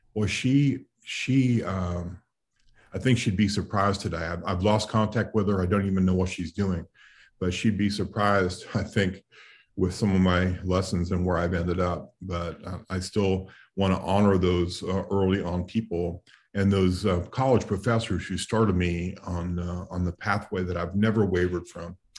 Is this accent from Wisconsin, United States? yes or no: no; New York City, New York, United States; I grew up in New York City